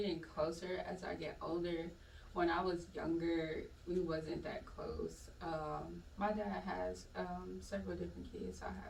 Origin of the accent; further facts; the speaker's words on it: Michigan, United States; moved away as an adult; also born or lived in Indiana; now in Atlanta, United States; I'm originally from Michigan, but I lived in Indiana for, like, at least a good 10 years